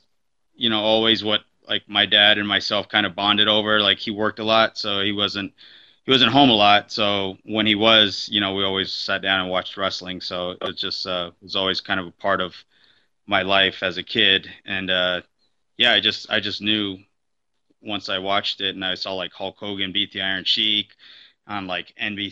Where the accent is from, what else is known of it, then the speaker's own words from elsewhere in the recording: Southern California, United States; I grew up in Southern California